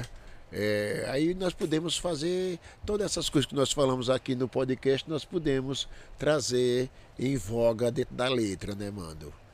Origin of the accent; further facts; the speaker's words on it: Brazil; eu sou brasileiro